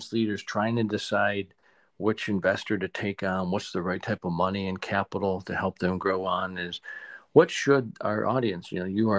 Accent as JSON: {"language": "English", "region": "Michigan", "country": "United States", "tie": "born or raised there", "said": "I grew up in Michigan"}